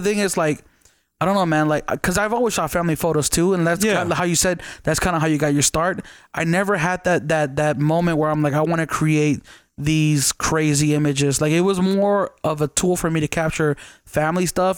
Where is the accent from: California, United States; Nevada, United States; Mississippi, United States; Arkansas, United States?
Nevada, United States; Las Vegas; I'm from Vegas